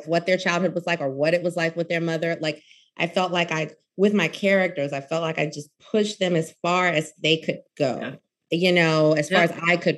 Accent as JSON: {"language": "English", "region": "Louisiana", "country": "United States", "said": "I'm from Louisiana"}